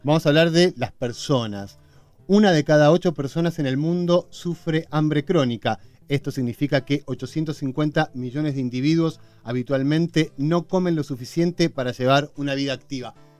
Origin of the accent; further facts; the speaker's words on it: Argentina; Somos solidarios los argentinos